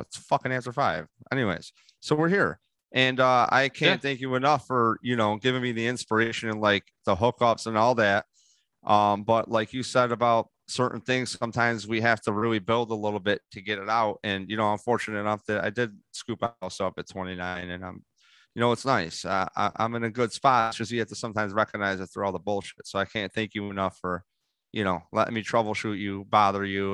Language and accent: English; Rochester, New York, United States; I go, Rochester. I go, he goes, What part? I go, Gates